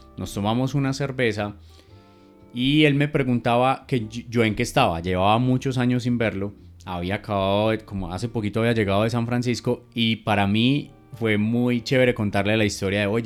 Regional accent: Medellín, Antioquia, Colombia; como decimos aquí en, en mi tierra

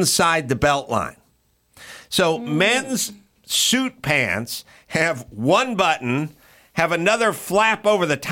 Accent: Los Angeles, California, United States; I grew up in North Hollywood

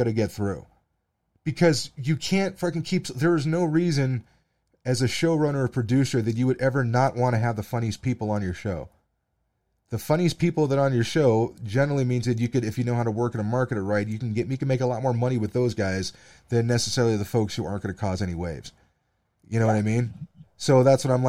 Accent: United States; I'm a podcaster from the United States

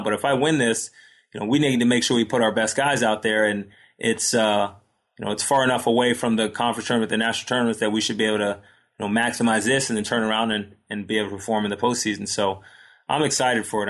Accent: Long Island, New York, United States; I grew up on Long Island

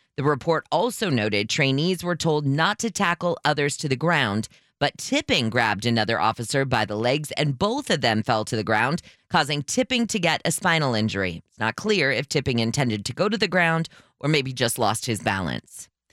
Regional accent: California, United States; as a Californian

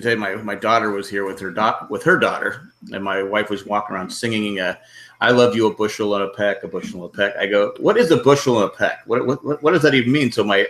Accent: San Diego, California, United States; I grew up in San Diego.

